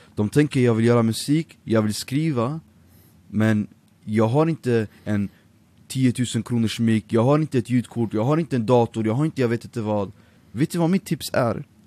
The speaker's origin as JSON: {"language": "Swedish", "town": "Örebro", "region": "Örebro County", "country": "Sweden", "tie": "born or raised there", "also_born_or_lived": "Nijmegen, Netherlands / Iraq (ancestry, Baghdad)", "said": "jag bodde faktiskt i eh, Örebro, Vivalla, i fyra år"}